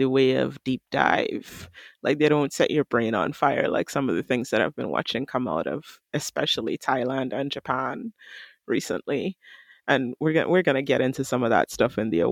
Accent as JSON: {"language": "English", "country": "Trinidad & Tobago", "said": "I'm from Trinidad and Tobago."}